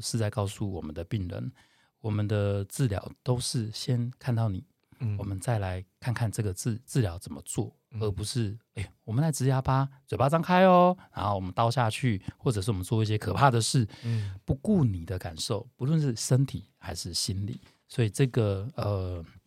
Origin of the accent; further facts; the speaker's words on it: Tainan, Taiwan; now in Taipei, Taiwan; 台南小孩，哦，从小在台南长大